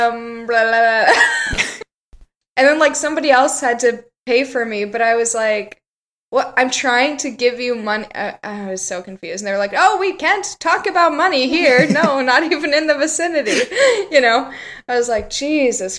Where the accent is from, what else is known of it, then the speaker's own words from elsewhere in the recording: Richmond, Virginia, United States; Thomas and I grew up in Richmond, Virginia, the capital of the Confederacy.